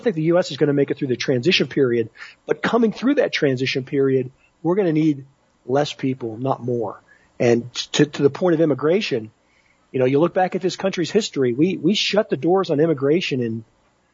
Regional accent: Pittsburgh, Pennsylvania, United States; where I grew up in Pittsburgh in the 1970s

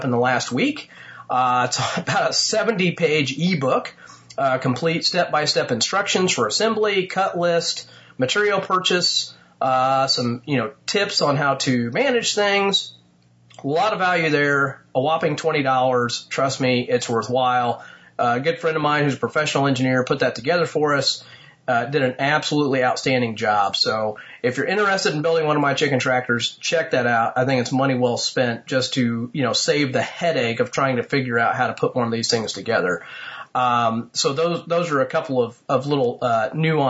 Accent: Indiana, United States; my home state of Indiana

